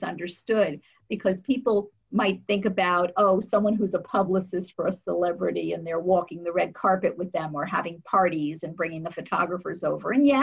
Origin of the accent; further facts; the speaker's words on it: New Jersey, United States; I'm from New Jersey